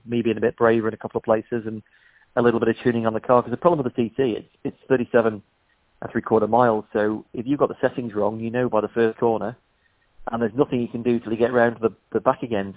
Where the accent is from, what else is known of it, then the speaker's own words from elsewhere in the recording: Isle of Man; moved away; I'm from the Isle of Man, but I moved off in '93